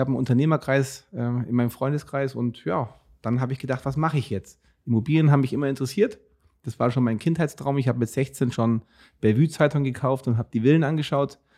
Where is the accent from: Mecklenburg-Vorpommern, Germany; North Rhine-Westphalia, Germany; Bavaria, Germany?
Bavaria, Germany; Augsburg; accent: Bavarian; ich komme aus Augsburg